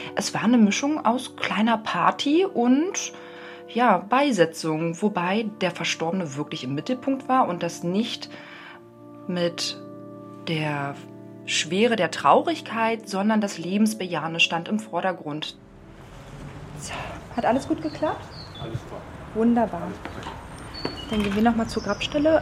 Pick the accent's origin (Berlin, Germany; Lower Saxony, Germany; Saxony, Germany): Berlin, Germany; Aufgewachsen geboren in der, in der Hauptstadt in Berlin, das heißt groß geworden im Prenzlauer Berg